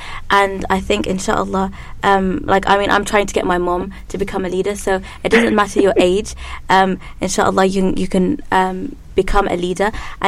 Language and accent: English; United Kingdom; especially as British Muslims.